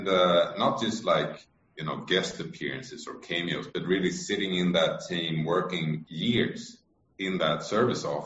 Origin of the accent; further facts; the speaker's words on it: Sweden; I may be Swedish, but I'm American in that sense